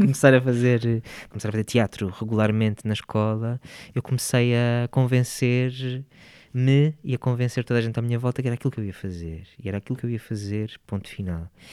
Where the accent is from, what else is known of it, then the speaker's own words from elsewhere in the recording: Porto, Norte, Portugal; moved away as an adult; Nasci no Porto, no Hospital Santa Maria, e vivi sempre lá, sim. As minhas raízes estão todas lá. Estudei também lá, portanto vivi lá até aos 19